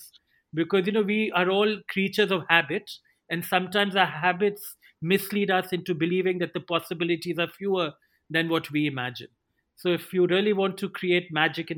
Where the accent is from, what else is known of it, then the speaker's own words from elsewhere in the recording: India; I saw growing up in India